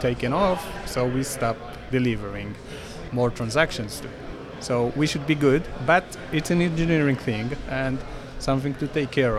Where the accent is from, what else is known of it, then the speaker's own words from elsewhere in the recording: Tel Aviv, Tel Aviv District, Israel; I'm from Tel Aviv, Israel